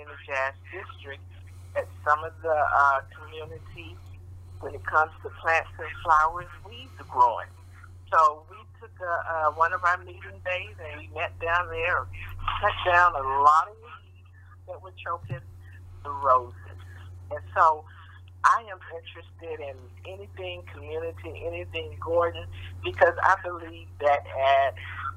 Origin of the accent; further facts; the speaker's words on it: Kansas City, Missouri, United States; I grew up here in Kansas City